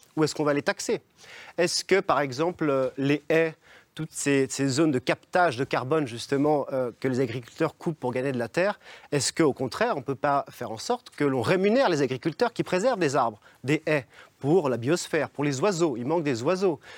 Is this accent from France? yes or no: yes; Évian-les-Bains, Auvergne-Rhône-Alpes, France; je suis né à Évian-les-Bains